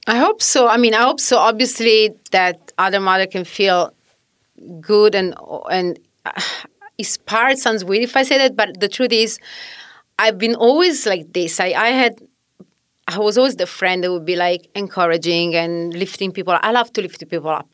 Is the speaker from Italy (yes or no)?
yes; Southern Italy, Italy; English is a second language; moved away as an adult; also born or lived in Australia; now in New York City, United States; I'm originally from Italy.